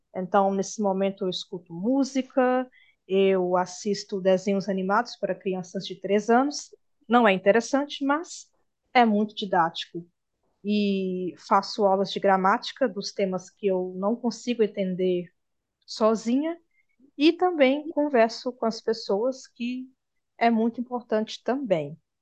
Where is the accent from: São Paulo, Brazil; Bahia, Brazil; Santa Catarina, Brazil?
Bahia, Brazil; now in Minas Gerais, Brazil; a Bahia, onde eu nasci